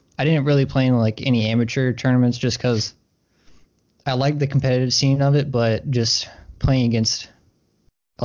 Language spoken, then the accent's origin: English; Troy, Alabama, United States; So I was born in Alabama. I'm from Troy. It's not too far away from Auburn